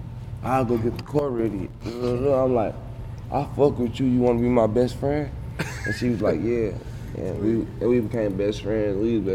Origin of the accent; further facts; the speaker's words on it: St. Louis, Missouri, United States; We from Missouri.